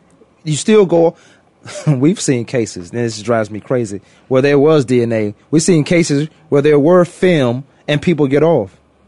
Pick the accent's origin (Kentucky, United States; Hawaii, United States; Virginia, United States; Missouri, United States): Virginia, United States; moved away as an adult; now in Arizona, United States; I grew up in Virginia. My team was Dallas. I don't like them at all because I live in Arizona.